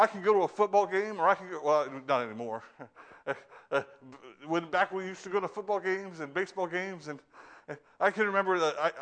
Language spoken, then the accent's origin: English; United States; now in Northeast, United States; I come from down south. I come from the Midwest.